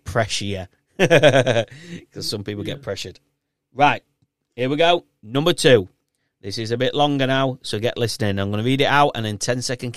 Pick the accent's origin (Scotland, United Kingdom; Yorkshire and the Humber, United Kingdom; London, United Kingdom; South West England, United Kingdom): Yorkshire and the Humber, United Kingdom; accent: thick Yorkshire; I have a really thick Yorkshire accent